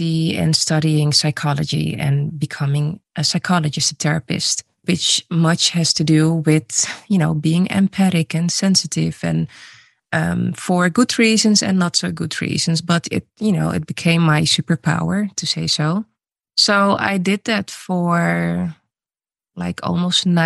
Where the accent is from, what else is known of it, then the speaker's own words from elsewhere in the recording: Netherlands; also born or lived in Suriname; I was born in Suriname. I moved to the Netherlands when I was 3 years old and I grew up in a mainly white city